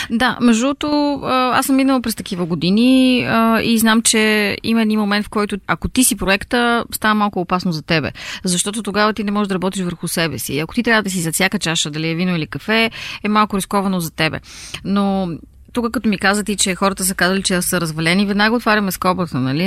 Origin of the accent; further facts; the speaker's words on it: Bulgaria; moved away as an adult; also born or lived in Munich; аз съм от България и уча във вашата винена академия